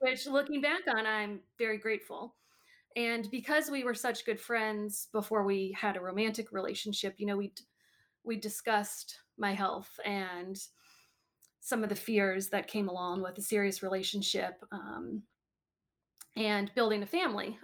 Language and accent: English; Maryland, United States; also born or lived in Green Bay, Wisconsin / Chicago suburbs, Illinois; I was born in Green Bay, Wisconsin, and then we lived in, um, the suburbs of Chicago, and then when I was seven, six or seven, we moved to Maryland